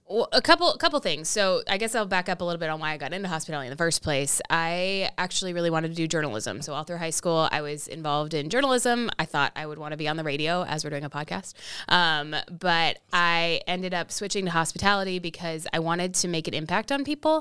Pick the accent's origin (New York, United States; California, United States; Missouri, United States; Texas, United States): Texas, United States; Austin; also born or lived in Massachusetts; I basically grew up in Austin my whole life